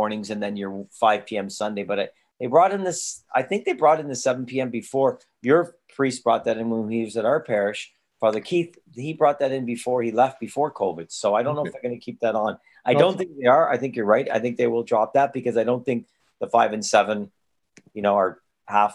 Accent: Toronto, Ontario, Canada; was a kid growing up in Toronto in the 1970s.

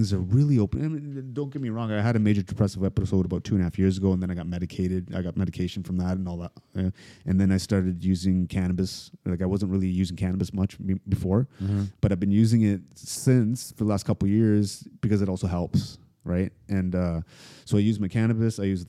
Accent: Toronto, Ontario, Canada; also born or lived in United States; I grew up in Toronto and some parts in the States

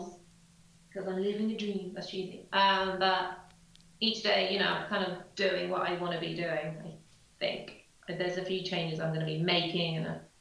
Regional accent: England, United Kingdom; in England as well, we're such a small country

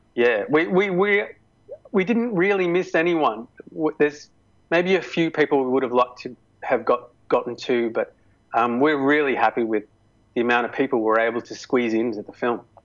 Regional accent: Melbourne, Victoria, Australia; my hometown

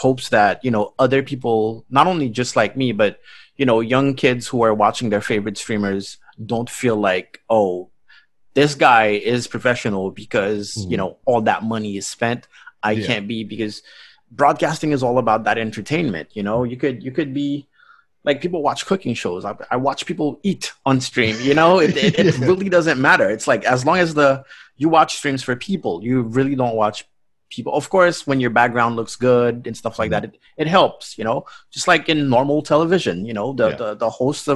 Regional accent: Haiti; now in Paris, France; I'm from a third world country. You know, I was born in Haiti

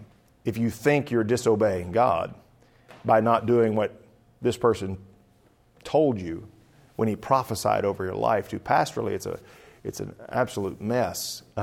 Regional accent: the South, United States; Of course, I'm from the South, too, and it's kind of like, the war's not over yet.

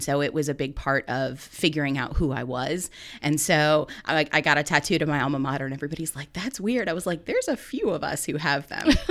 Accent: Minooka, Illinois, United States; moved away as an adult; also born or lived in Virginia; now in Muncie, United States; I'm a native of Illinois. I come from Minooka, Illinois

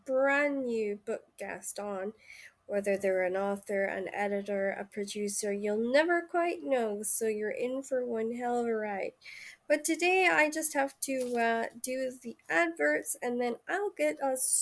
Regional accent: Shetland Islands, Scotland, United Kingdom; I come from the Shetland Islands

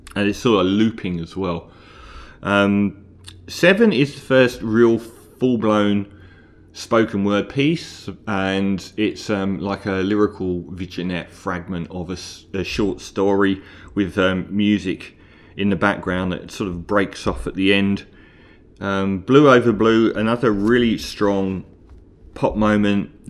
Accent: London, United Kingdom; I'm from London, and we have the Tube in London

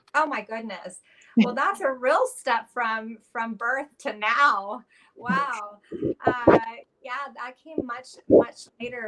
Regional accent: Los Angeles, California, United States; I grew up in Los Angeles um, to a musician father and a, a, a hippie mom

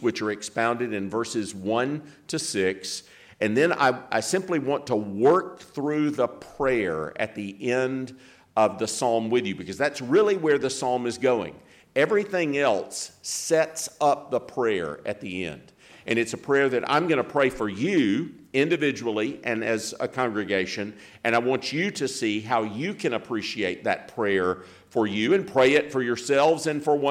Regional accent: Greenville, South Carolina, United States; now in Jackson, United States; I was born and reared in Greenville, in the county of Greenville in South Carolina

